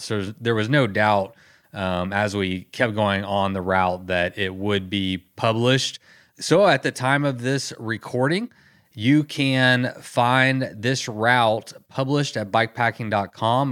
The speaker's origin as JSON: {"language": "English", "region": "Texas", "country": "United States", "said": "as a Canadian and a Texan"}